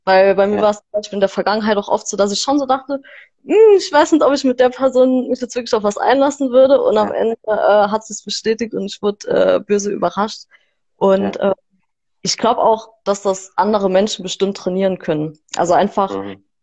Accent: Saarland, Germany; ich komme aus dem Saarland

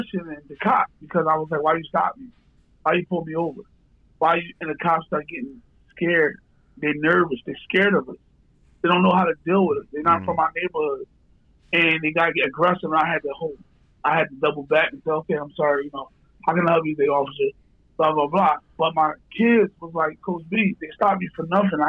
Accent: Philadelphia, Pennsylvania, United States; growing up in Kensington.

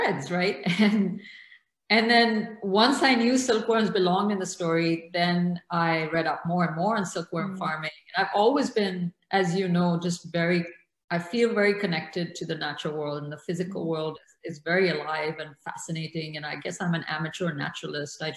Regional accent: Karachi, Sindh, Pakistan; moved away; also born or lived in Morocco / Lahore; I grew up in Karachi during this period.

